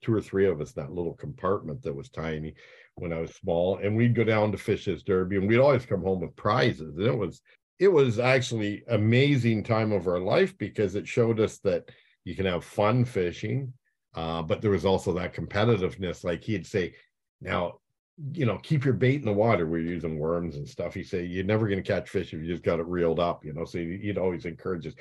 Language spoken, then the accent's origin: English; Chatham, Ontario, Canada; also born or lived in Blenheim, Ontario; I was born in Chatham